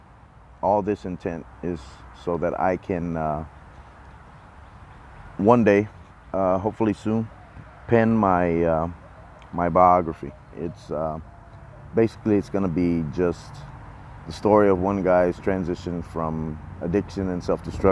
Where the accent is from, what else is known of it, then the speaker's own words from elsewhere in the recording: Texas, United States; I'm from Texas